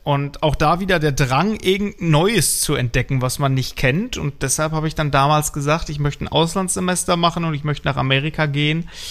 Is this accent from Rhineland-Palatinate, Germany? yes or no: no; Bergkamen, North Rhine-Westphalia, Germany; also born or lived in Los Angeles; in meiner Heimatgemeinde zum Beispiel im Bergkam